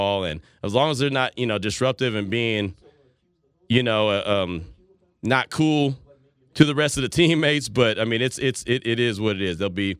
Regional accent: Bay Area, California, United States; I'm a guy from the Bay Area, so I know all about EPA.

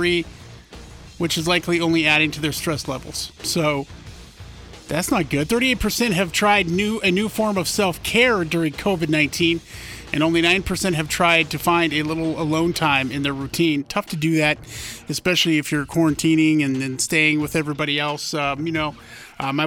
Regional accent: Montana, United States; I grew up in Montana

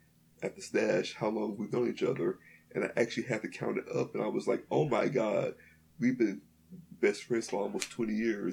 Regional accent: Mississippi, United States; "We're from Mississippi."

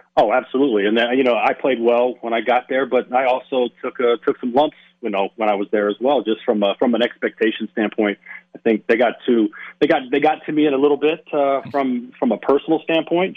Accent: Las Vegas, Nevada, United States; born and raised in Las Vegas

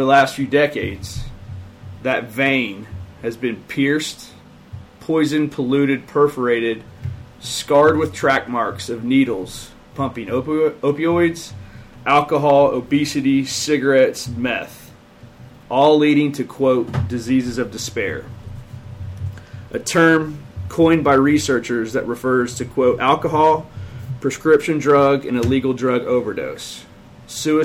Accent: Appalachia, United States; as an Appalachian people

